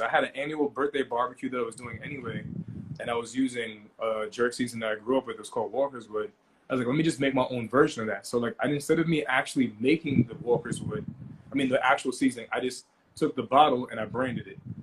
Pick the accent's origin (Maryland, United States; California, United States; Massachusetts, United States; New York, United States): New York, United States; Long Island; I'm from Long Island